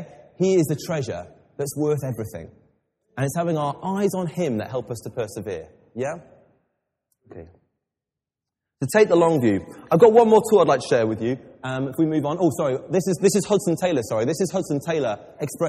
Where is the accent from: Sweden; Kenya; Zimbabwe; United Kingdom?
United Kingdom; England; I'm English